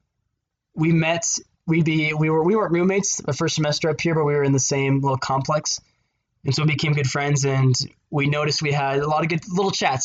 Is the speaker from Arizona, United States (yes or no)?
yes; Arizona, United States; now in Provo, United States; I hail from Arizona, just south of here.